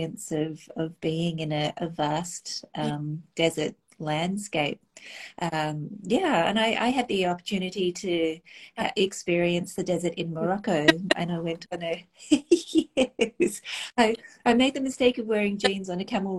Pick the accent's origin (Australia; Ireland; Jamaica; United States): Australia; growing up in Australia, where the skies are pretty unpolluted